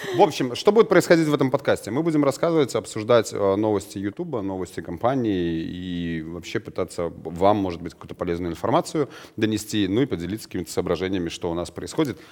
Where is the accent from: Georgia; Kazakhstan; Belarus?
Belarus; у нас в стране, а мы из Беларуси вещаем